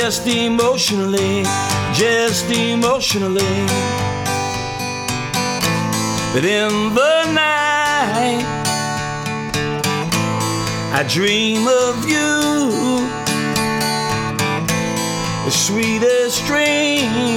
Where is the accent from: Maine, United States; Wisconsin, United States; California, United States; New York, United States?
New York, United States; New York City; I was born in Coney Island Hospital. I grew up very close to Coney Island, Brighton Beach